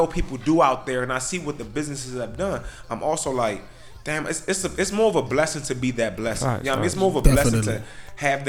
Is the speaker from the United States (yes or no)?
yes; Glenarden, Maryland, United States; I'm from Glenarden and I love it. I love Glenarden